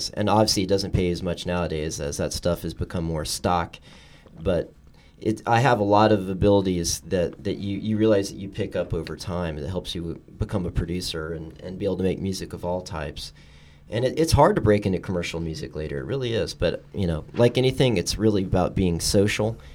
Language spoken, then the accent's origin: English; Texas, United States; also born or lived in Boston / New York; now in Los Angeles, United States; Well, I'm originally from Texas, but I'm a military kid. I lived all over, and I I'd come from the East Coast. I went to school in Boston and spent a little time in New York